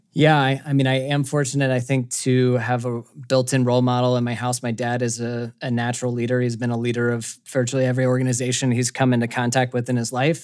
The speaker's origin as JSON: {"language": "English", "town": "Atlanta", "region": "Georgia", "country": "United States", "tie": "born or raised there", "said": "I grew up in Atlanta, Georgia"}